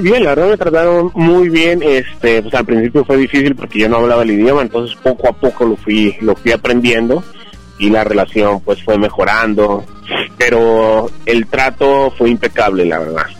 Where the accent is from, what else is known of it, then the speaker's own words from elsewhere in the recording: Bogotá, Colombia; now in Los Angeles, United States; Yo nací en la capital de Colombia, que es Bogotá